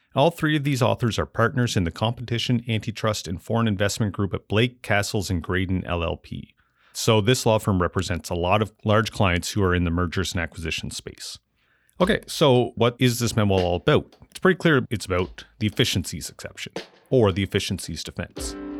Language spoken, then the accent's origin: English; Amherst, Nova Scotia, Canada; growing up and then moving back to Amherst, Nova Scotia, where I run my business currently